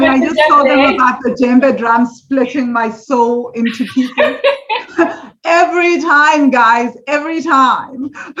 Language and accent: English; South Africa; because we're South African, there's South Africans listening to this